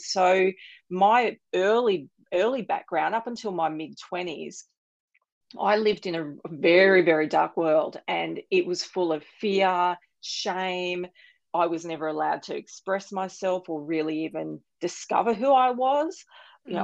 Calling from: Sunshine Coast, Queensland, Australia; Australia. I'm on the beautiful Sunshine Coast.

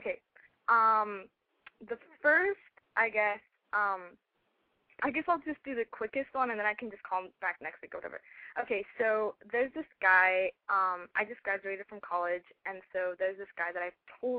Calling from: Orange County, California, United States; I'm calling from Orange County.

